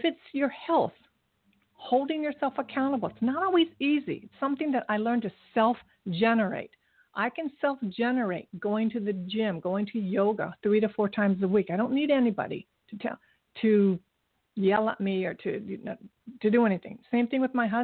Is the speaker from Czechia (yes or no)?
no; Japan; now in United States; my country where I was born in Japan, there's no litter anywhere